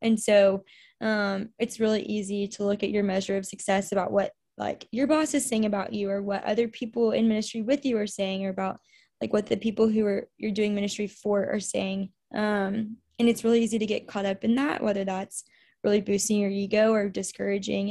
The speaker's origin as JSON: {"language": "English", "town": "The Woodlands", "region": "Texas", "country": "United States", "also_born_or_lived": "Louisiana", "moved": "as an adult", "said": "I am originally from the Woodlands, Texas. So, I'm from Houston area"}